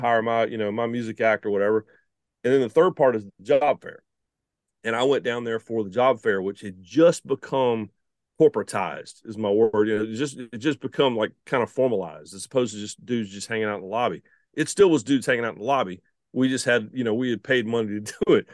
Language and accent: English; the Carolinas, United States; also born or lived in Shelby, North Carolina; growing up in the Carolinas